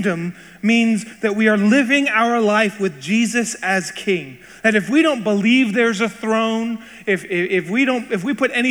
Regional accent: Seattle, Washington, United States; I was born in Seattle and spent my entire life in the United States

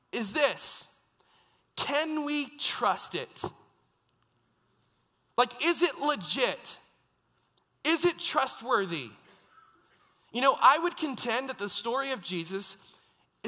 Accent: United States; now in Canada; I grew up in the States

